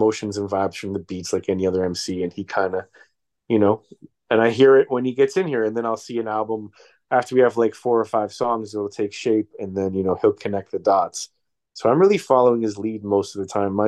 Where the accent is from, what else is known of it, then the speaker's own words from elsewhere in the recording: Toronto, Ontario, Canada; now in New York, United States; I came from Toronto